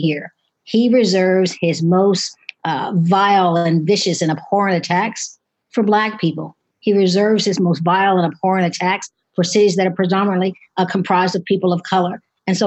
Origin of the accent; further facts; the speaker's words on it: St. Louis, Missouri, United States; my hometown in St. Louis